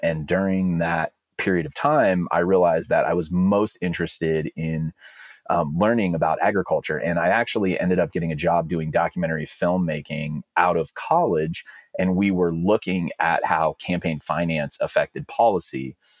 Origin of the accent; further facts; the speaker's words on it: Alameda, California, United States; I'm from a town called Alameda. It's in the East Bay